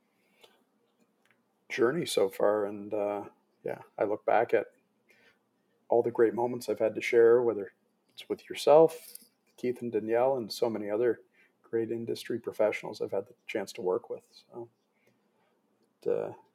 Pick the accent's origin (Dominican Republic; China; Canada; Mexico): Canada; Toronto, Ontario; growing up in Toronto